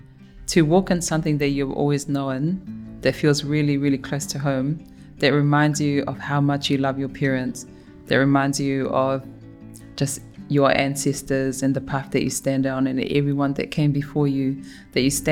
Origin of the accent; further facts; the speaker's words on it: Auckland, New Zealand; also born or lived in Tonga; Born in Tonga, raised here in Mangere, in Tamaki